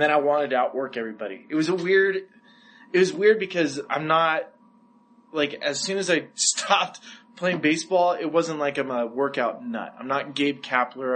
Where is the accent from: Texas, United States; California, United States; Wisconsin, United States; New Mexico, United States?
California, United States; Santa Barbara; I came from Santa Barbara